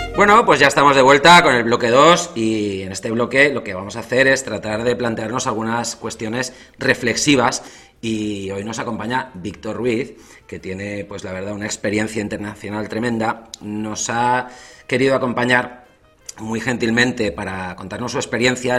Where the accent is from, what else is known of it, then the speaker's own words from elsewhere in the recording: Spain; moved away as an adult; also born or lived in England; Yo también salí de España